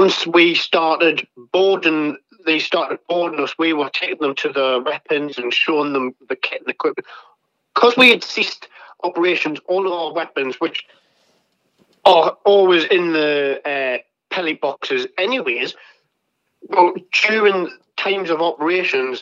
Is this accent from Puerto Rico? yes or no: no; England, United Kingdom; I'm not American, I'm English, I'm British